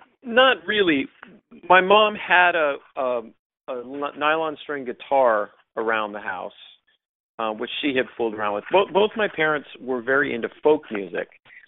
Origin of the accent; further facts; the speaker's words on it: Honolulu, Hawaii, United States; I grew up in Honolulu, Hawaii, which was a pretty unusual place to grow up because of what you were exposed to as a child.